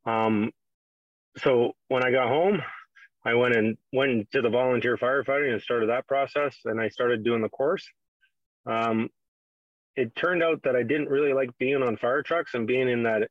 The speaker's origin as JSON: {"language": "English", "country": "Canada", "tie": "born or raised there", "said": "my background being a Canadian kid was hockey"}